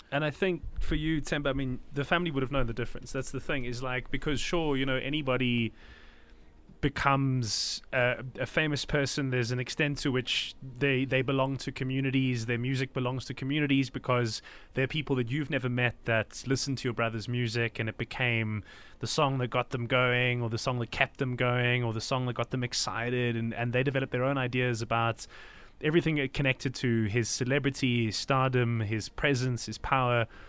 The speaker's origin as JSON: {"language": "English", "country": "South Africa", "said": "as a South African"}